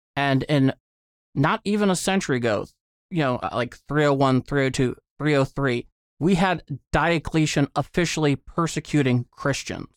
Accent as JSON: {"language": "English", "country": "United States", "said": "as an American"}